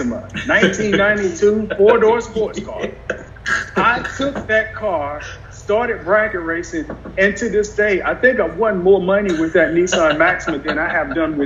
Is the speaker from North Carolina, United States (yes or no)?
yes; Mount Gilead, North Carolina, United States; I'm originally from North Carolina, a little town called Mount Gilead in Montgomery County in North Carolina, 15 minutes from Rockingham